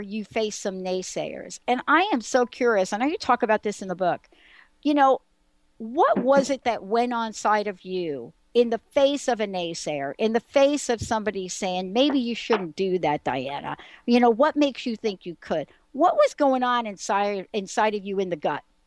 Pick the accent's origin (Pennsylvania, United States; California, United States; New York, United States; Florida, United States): New York, United States; New York City; I am a girl from the Bronx